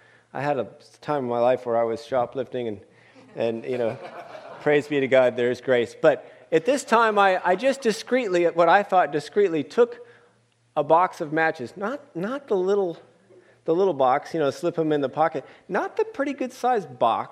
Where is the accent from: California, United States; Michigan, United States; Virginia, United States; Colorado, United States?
California, United States; Oakland; also born or lived in Berkeley; I was born in Berkeley, grew up in Oakland